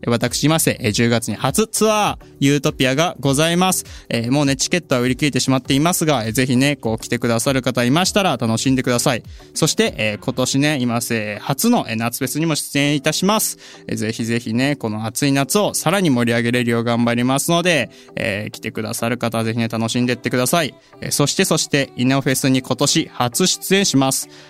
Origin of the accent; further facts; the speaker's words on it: Gifu, Japan; 地元が岐 阜県でして